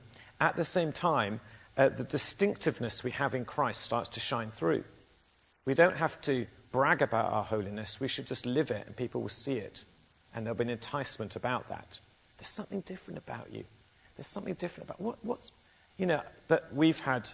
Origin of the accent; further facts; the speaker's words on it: England, United Kingdom; we're English